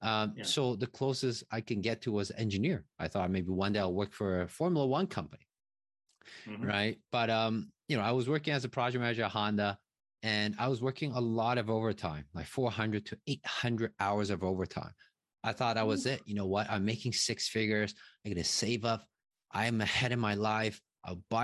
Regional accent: Taiwan; English is a second language; moved away as an adult; now in Toronto, Canada; I was born in Taiwan, a small country right beside China

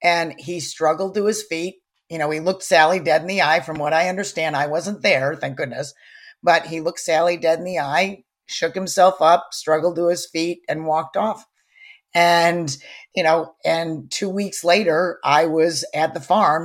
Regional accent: Chicago, Illinois, United States; moved away as an adult; also born or lived in Saratoga; back home to Chicago where I had grown up

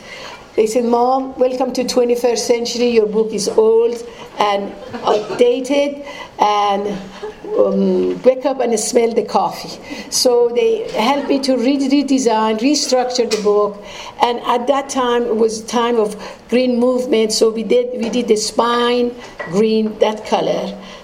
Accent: Tehran, Tehran Province, Iran; moved away as an adult; now in United States; I was born and raised in Iran in an old house in old part of Tehran.

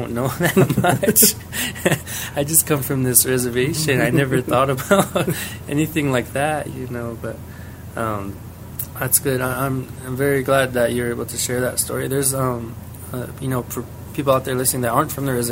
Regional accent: New Mexico, United States; we're Apache

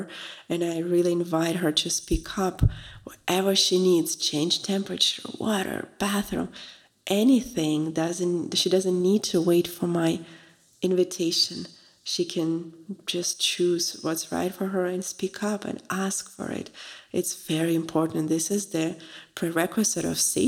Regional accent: Russia; moved away; I'm from Russia originally, so it's a very big tradition to offer tea to a guest.

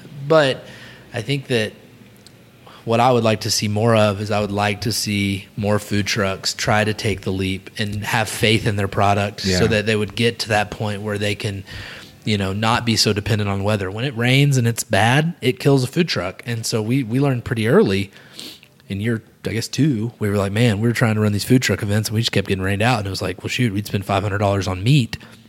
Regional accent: Little Rock, Arkansas, United States; I'm from Little Rock.

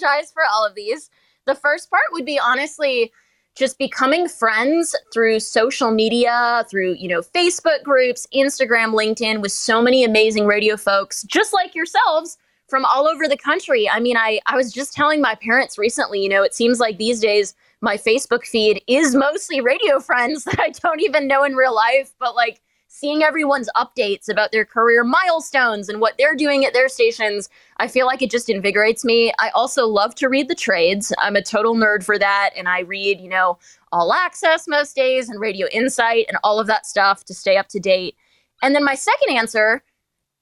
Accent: Maine, United States; moved away as an adult; also born or lived in Charlotte, North Carolina / Charlottesville, Virginia; now in Norfolk, United States; I'm from Maine

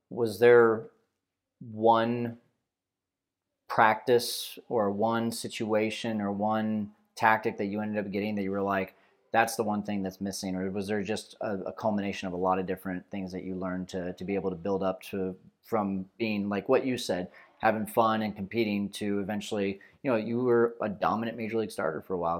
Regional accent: Fresno, California, United States; I'm from Fresno.

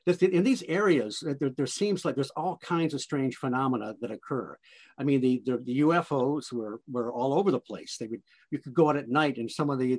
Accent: Detroit, Michigan, United States; now in South Central Michigan, United States; I grew up in around Detroit. I'm in South Central Michigan now

